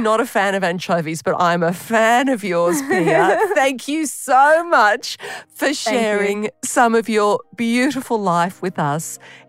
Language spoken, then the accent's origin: English; Australia; accent: Aussie; my terrible Aussie accent.